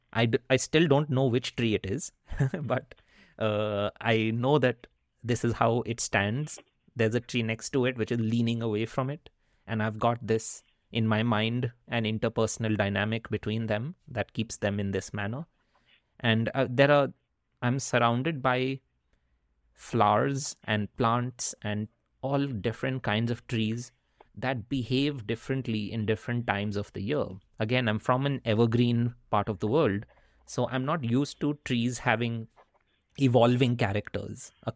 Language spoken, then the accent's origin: English; India; also born or lived in Netherlands / Wisconsin, United States / Chicago, United States / Vancouver, Canada; now in Pacific Northwest; growing up in India is a very dense, human-packed urban experience